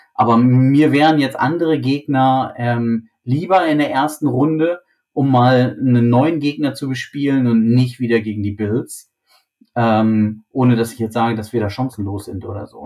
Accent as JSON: {"language": "German", "country": "Germany", "said": "für uns als, als, als Deutsche, als, als Mitteleuropäer"}